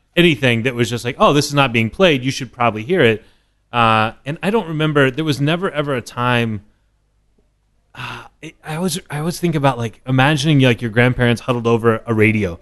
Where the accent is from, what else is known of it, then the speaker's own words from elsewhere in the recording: Dallas, Texas, United States; moved away as an adult; now in New York, United States; I grew up in Dallas.